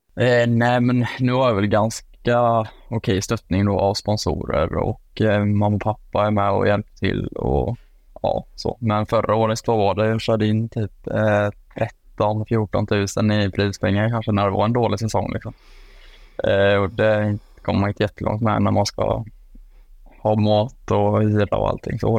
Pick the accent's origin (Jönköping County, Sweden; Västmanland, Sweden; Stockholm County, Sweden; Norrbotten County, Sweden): Jönköping County, Sweden; Jönköping; moved away; also born or lived in Falun; hemma i Jönköping